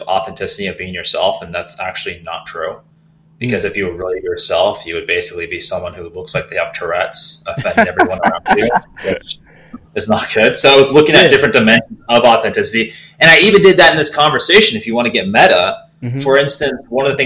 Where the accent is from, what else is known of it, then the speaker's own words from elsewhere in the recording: Silicon Valley, California, United States; I grew up in Silicon Valley